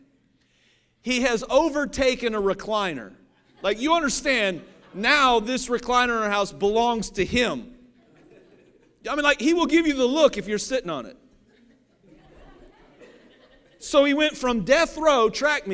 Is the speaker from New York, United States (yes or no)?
no; Cincinnati, Ohio, United States; I grew up in Cincinnati, Ohio.